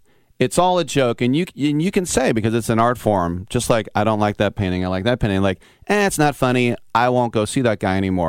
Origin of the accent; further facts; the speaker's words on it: Oakland, California, United States; And I'm from Oakland.